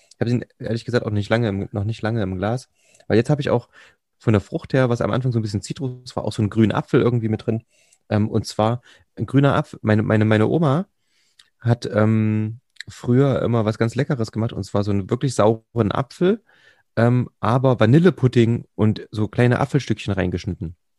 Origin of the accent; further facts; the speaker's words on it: Jena, Thuringia, Germany; Ich, ich, ich bin ja original eigentlich Jenenser also aus Jena stammend